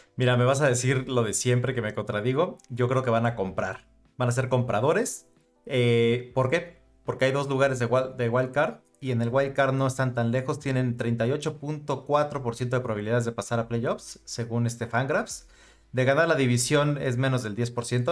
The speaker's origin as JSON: {"language": "Spanish", "country": "Mexico", "said": "nosotros que somos mexicanos"}